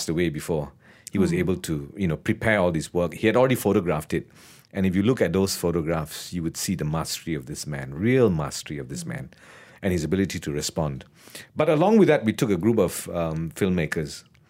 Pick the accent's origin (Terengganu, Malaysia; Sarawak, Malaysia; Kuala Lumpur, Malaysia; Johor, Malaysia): Kuala Lumpur, Malaysia; Sentul; I come from Sentul. And, you know, we are told that we don't like Malay people.